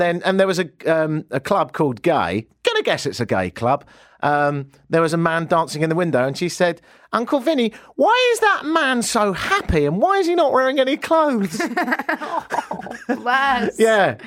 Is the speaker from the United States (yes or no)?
no; United Kingdom; now in Canada; I'm British, so I have to be shocked by everything